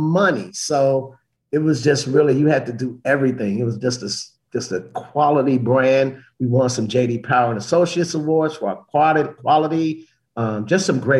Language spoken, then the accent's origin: English; Chicago, Illinois, United States; moved away as an adult; also born or lived in Memphis, Tennessee; I'm from Chicago originally